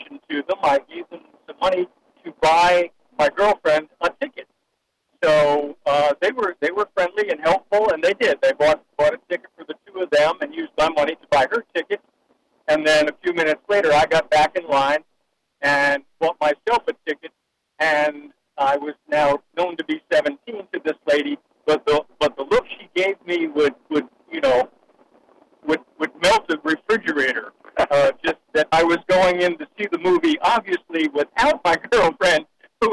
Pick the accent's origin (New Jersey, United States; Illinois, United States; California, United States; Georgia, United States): New Jersey, United States; now in Fayetteville, United States; the town where I graduated high school, which was in New Jersey